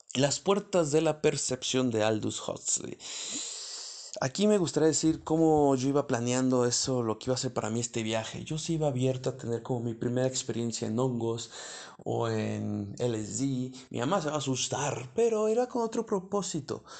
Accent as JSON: {"language": "Spanish", "country": "Mexico", "said": "como buenos mexicanos"}